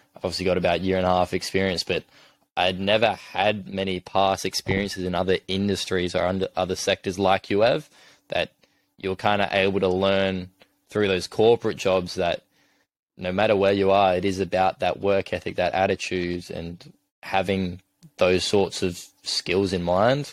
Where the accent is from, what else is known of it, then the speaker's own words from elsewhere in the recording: Adelaide, South Australia, Australia; moved away as an adult; now in Sydney, Australia; I'm obviously from Adelaide originally